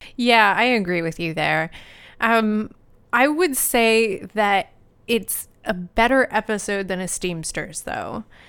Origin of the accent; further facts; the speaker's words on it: New Jersey, United States; accent: New Jersey; My New Jersey accent